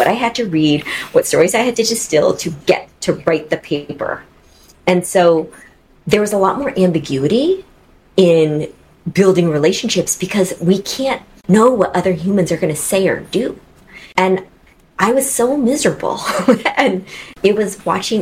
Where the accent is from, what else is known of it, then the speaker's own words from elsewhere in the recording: Seattle, Washington, United States; I came back to Seattle, which is my hometown